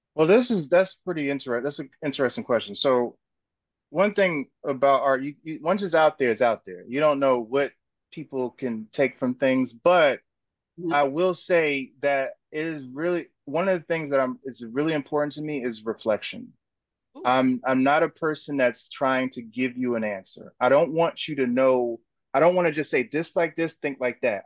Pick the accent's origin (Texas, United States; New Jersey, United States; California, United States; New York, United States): New Jersey, United States; North; now in Brooklyn, United States; I was from North New Jersey.